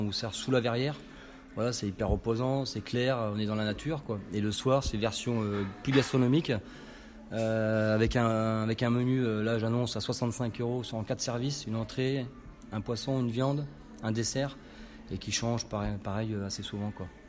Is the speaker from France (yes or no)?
yes; Nancy, Grand Est, France; now in Dordogne, France; je suis originaire de Lorraine, côté de Nancy